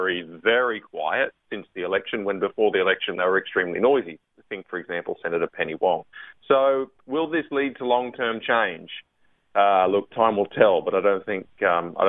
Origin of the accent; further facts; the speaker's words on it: Queensland, Australia; now in Canberra, Australia; I'm a Queenslander when I'm in Queensland